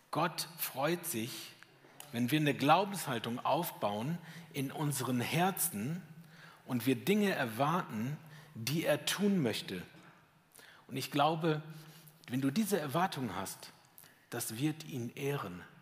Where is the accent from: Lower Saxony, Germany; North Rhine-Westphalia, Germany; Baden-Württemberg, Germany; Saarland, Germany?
Baden-Württemberg, Germany; Schwäbisch Hall; Ich weiß, ich komme aus Schwäbisch Hall, das hört man, ne?